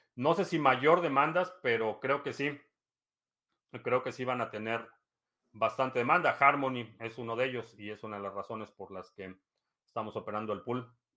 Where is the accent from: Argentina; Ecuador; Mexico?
Mexico; now in United States; vivo aquí desde el 2005 pero nací y crecí en México